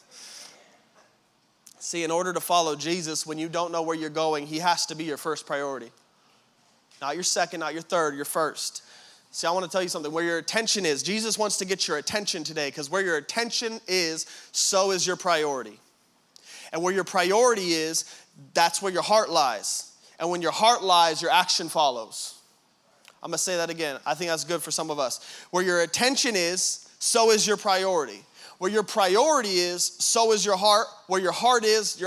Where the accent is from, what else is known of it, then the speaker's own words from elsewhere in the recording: Tracy, California, United States; we're from Tracy